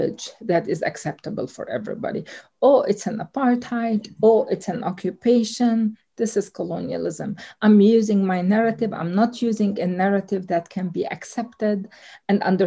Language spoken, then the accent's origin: English; Haifa, Haifa District, Israel; now in Jerusalem; I'm from Haifa. I was born in Haifa